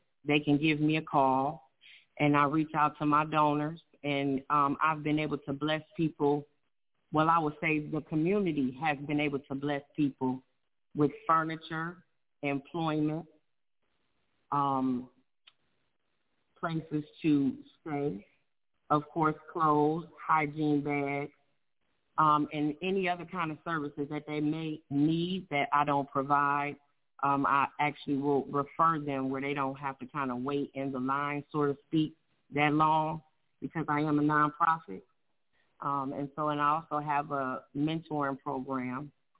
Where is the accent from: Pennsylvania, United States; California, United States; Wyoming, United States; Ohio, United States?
Ohio, United States; Cleveland; moved away as an adult; now in Fayetteville, United States; I'm from Cleveland, Ohio. So I used to be in the Singing Angels